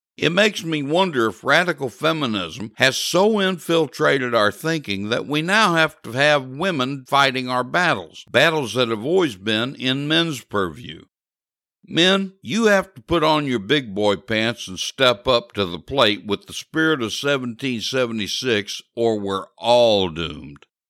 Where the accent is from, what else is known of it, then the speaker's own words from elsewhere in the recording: Missouri, United States; my home state of Missouri